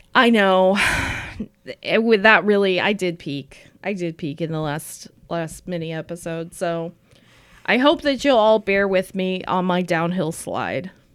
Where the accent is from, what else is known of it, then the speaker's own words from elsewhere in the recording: Appalachia, United States; moved away; also born or lived in Saint Paul, Minnesota; I'm both from Appalachia